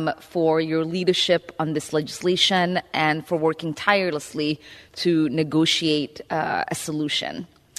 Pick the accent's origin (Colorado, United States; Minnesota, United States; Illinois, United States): Minnesota, United States; In my home state of Minnesota, 1 in 9 children are food insecure.